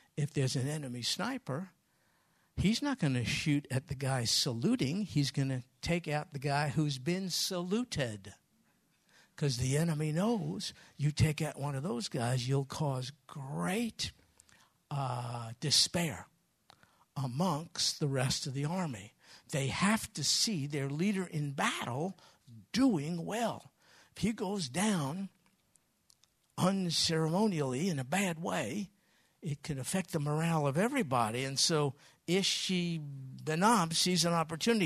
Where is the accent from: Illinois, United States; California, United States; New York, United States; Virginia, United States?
New York, United States; moved away; I'm from New York.